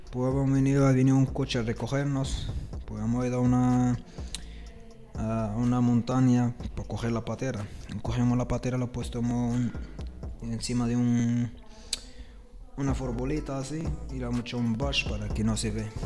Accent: Rif, Morocco; Spanish is a second language; Yo soy de Riff, que así lo hacemos todos los refeños. Hay Marruecos, parte de, parte de refes eh, un bereber.

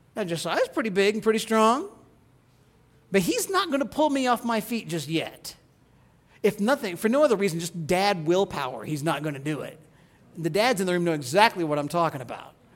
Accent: Midwest, United States; As a child growing up in the Midwest

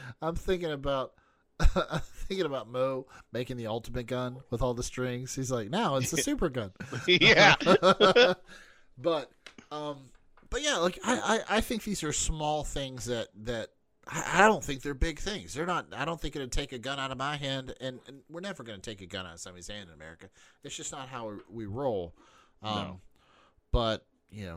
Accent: West Virginia, United States; moved away; we grew up in West Virginia. Guns are ubiquitous in fucking West Virginia

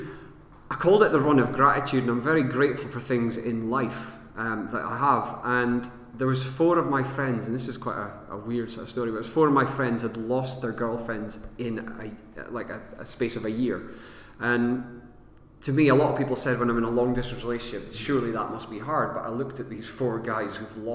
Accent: Aberdeen, Scotland, United Kingdom; moved away as an adult; where I was born in Aberdeen Hospital

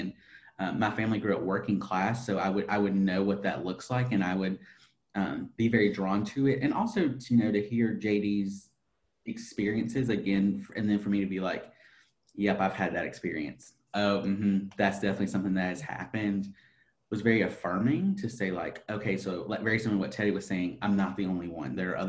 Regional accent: Appalachia, United States; we started talking about Appalachia, and I'm like, I'm from Appalachia too.

